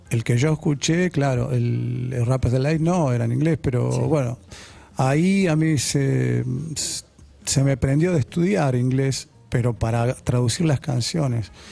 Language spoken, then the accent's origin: Spanish; Las Piedras, Canelones, Uruguay; born there; also born or lived in Belgium / São Paulo / Paraguay / Buenos Aires; Viví en muchos lugares, sí, soy uruguayo, nací en Las Piedras, pero yo viví en muchos lugares, en Bélgica, en San Pablo, en Paraguay